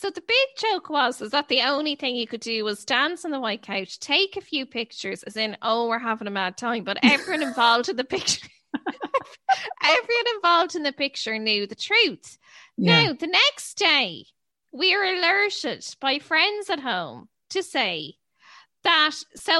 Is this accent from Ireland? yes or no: yes; Ireland; we're all skirting around the issue that we're from Ireland.